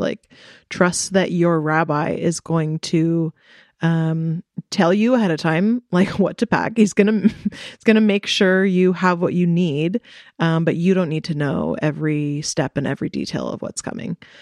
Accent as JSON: {"language": "English", "country": "United States", "said": "I am here as an American"}